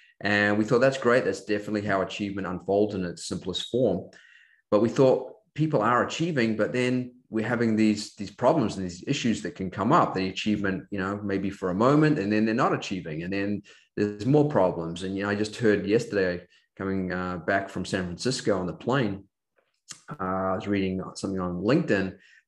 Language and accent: English; Auckland, New Zealand; Growing up in New Zealand, Auckland, New Zealand, I had a typical New Zealand upbringing, playing a lot of sport, especially rugby and cross country and track.